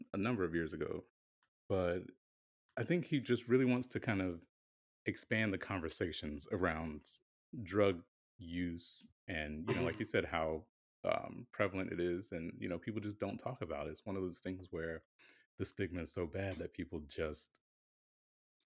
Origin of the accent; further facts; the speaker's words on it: the South, United States; Growing up in certain areas, I'm from the South